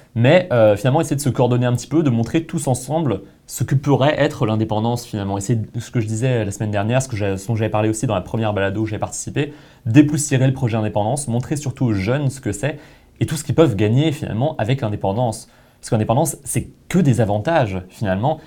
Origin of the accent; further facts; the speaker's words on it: France; moved away; En tant que Français